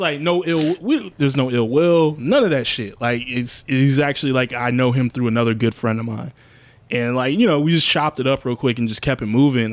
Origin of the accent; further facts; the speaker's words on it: United States; being an American, being like a, a black American in this country